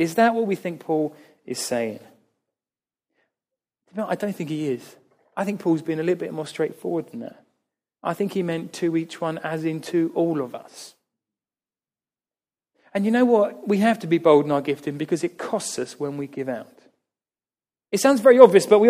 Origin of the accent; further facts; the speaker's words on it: United Kingdom; we are British